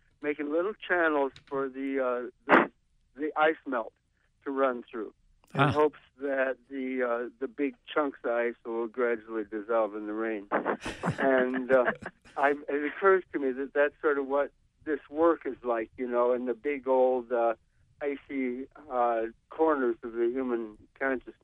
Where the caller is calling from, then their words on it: New York City, New York, United States; I'm calling from Brooklyn.